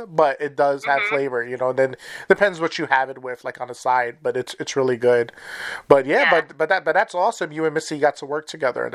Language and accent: English; New York, United States; now in Wisconsin, United States; I'm originally from New York. We're living out in Wisconsin